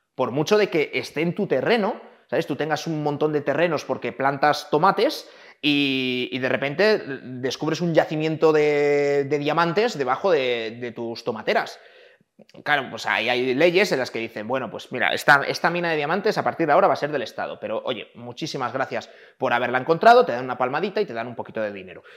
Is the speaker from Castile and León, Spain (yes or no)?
yes; Valladolid, Castile and León, Spain; yo nací en Valladolid